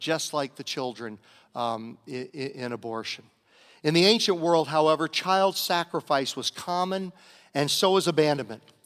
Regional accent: Virginia, United States; my home state of Virginia

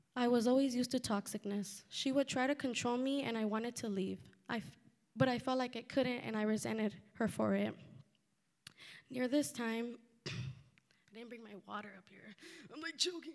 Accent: Santa Ana, California, United States; also born or lived in Fullerton, California / Pomona, California; I grew up in Santa Ana with a single mother, along with my older brother and sister.

